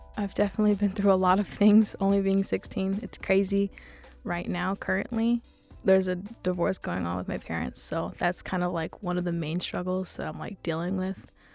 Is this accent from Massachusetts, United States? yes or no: no; Los Angeles, California, United States; I'm sixteen, and I'm from East L